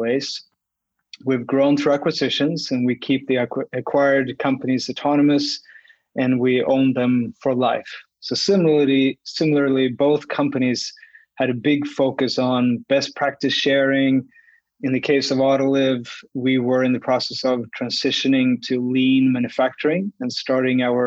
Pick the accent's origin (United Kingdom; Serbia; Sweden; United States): Sweden; moved away as an adult; also born or lived in Australia / Oakville, Ontario; now in Canada; I grew up in Sweden